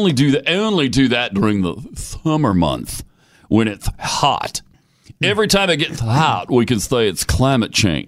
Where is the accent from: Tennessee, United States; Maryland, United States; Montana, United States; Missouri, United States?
Montana, United States; I'm from Montana